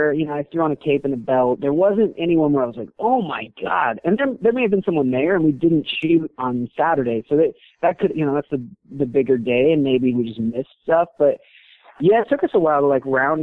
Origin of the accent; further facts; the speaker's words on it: Reno, Nevada, United States; moved away; also born or lived in San Diego; And I grew up in Reno